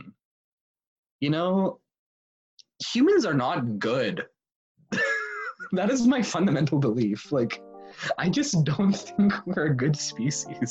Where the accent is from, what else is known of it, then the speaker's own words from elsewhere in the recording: Broomfield, Colorado, United States; also born or lived in Boulder, Colorado / Atlanta, Georgia; I grew up in Colorado, in the Front Range